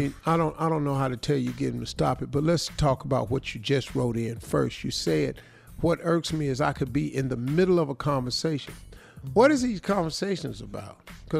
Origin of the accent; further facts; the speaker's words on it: the South, United States; we from the South. Everybody on this show from the South.